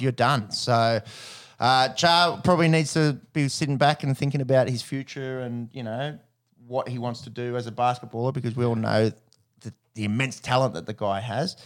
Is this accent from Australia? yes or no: yes; Australia; as an Aussie on tour